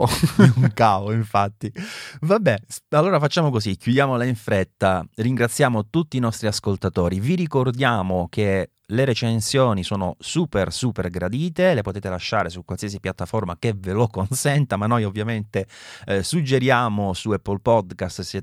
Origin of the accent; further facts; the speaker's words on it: Southern Italy, Italy; della mia terra del sud